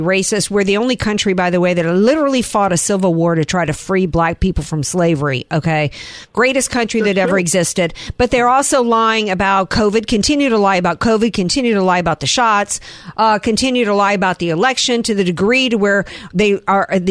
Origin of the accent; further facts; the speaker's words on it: Deep South, United States; I grew up in the Deep South